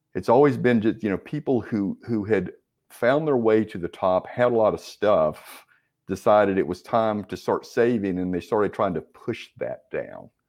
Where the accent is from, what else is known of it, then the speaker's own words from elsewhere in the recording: Winston-Salem, North Carolina, United States; also born or lived in Raleigh, North Carolina; I'm a North Carolina native, um, grew up in Winston-Salem